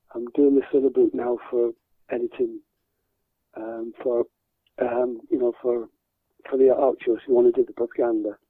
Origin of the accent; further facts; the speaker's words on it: Blackpool, North West England, United Kingdom; I was born in Blackpool